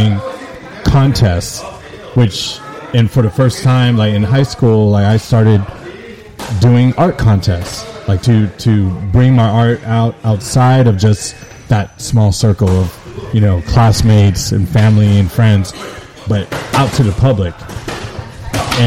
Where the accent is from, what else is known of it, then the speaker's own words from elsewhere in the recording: San Francisco, California, United States; I went to Philip Burton High School in SF.